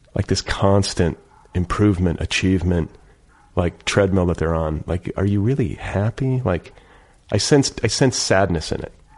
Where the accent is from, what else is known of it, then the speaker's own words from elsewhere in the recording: Midwest, United States; I'm from the Midwest. I was like, this wasn't happening in Milwaukee.